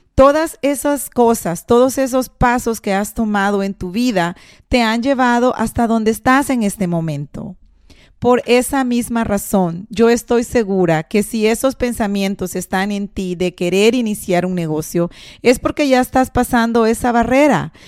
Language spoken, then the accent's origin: Spanish; El Salvador; moved away; muchos de nosotros, si no es que la mayoría de personas que emigramos del Salvador, porque yo soy de Salvador